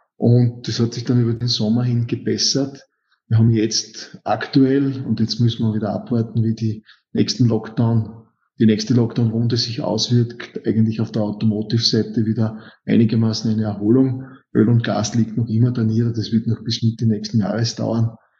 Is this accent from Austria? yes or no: yes; Styria, Austria; Steirer, bin gelernter Metallurge